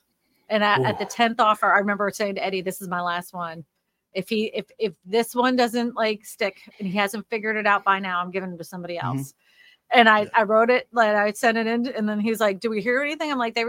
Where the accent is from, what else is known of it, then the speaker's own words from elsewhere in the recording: Massachusetts, United States; also born or lived in Pennsylvania; I mean, honestly, I'm from Massachusetts originally. I've lived up north. I was born in Pennsylvania. I've been all over this beautiful land.